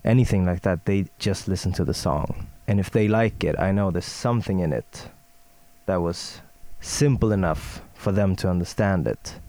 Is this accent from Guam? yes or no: no; Stockholm, Stockholm County, Sweden; English is a second language; I'm from Sweden, born and raised in Stockholm.